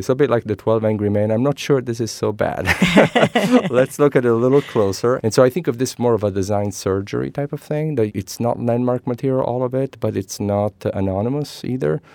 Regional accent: Messina, Sicily, Italy; English is a second language; moved away as an adult; now in San Francisco Bay Area, United States; I am, uh, Italian born, uh, born and raised in Sicily, Messina.

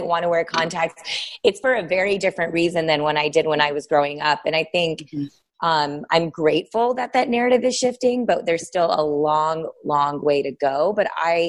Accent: Texas, United States; I live in Texas. I'm here now at home now

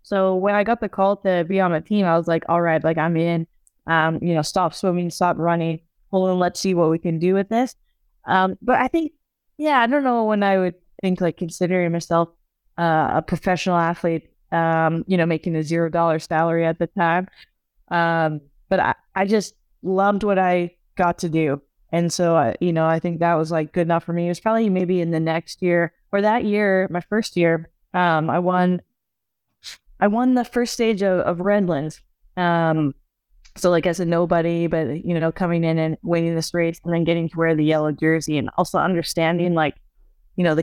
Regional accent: Canada; you know, as a Canadian, you know, she's also Canadian.

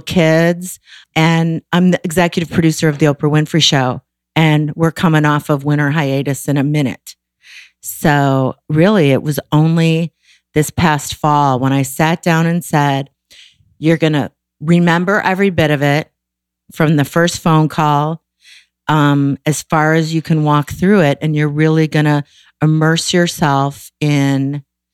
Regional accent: Waukegan, Illinois, United States; I grew up in Waukegan

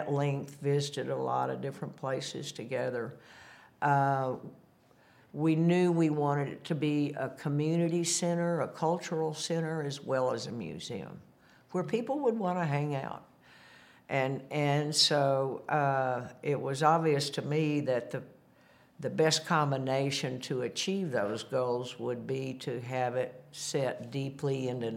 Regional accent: Bentonville, Arkansas, United States; Growing up in Bentonville, at the time it was a town of 2,000 people, a little country town

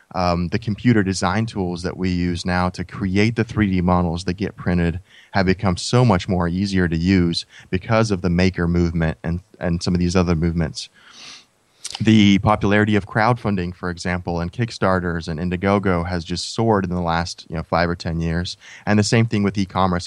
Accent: United States; when we were growing up in the States

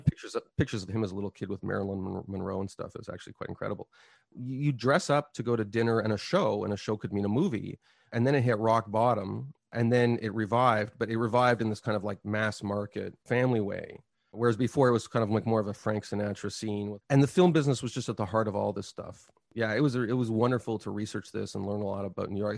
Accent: Montreal, Quebec, Canada; moved away; I grew up in Quebec and never learned French properly

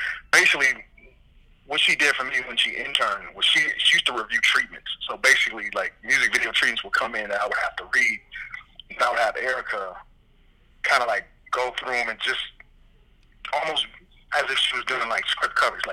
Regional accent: Midwest, United States; moved away; I was coming from the Midwest. I'm a country boy

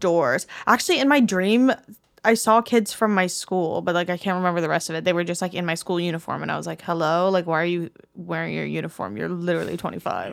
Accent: Miami, Florida, United States; moved away; growing up in Miami

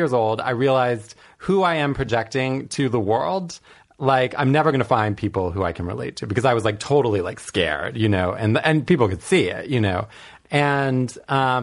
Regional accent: Washington, District of Columbia, United States; I grew up in suburban DC

